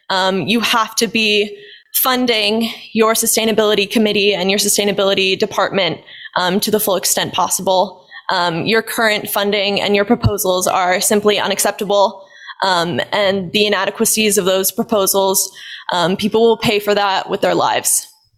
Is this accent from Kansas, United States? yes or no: yes; Lawrence, Kansas, United States; moved away as an adult; now in New Orleans, United States; I grew up in Lawrence, Kansas. I've spent the last 5 years in New Orleans, Louisiana